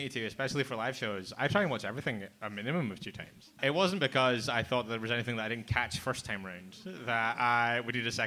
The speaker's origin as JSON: {"language": "English", "country": "Ireland", "said": "I'm Irish."}